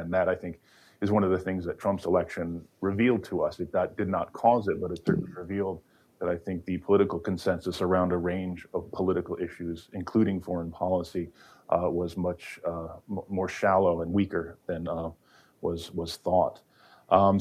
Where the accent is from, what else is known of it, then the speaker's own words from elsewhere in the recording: New York, United States; also born or lived in Washington; I'm from New York